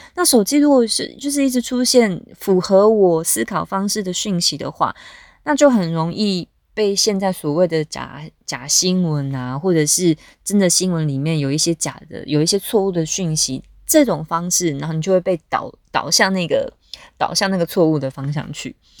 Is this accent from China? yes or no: no; Taiwan; now in South Korea; 我自我介绍说我是来自台湾这个国家